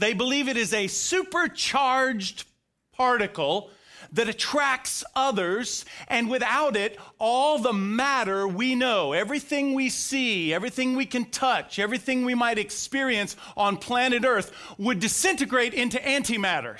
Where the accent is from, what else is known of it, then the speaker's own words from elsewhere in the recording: Florida, United States; now in Bulloch County, Georgia, United States; I grew up in Florida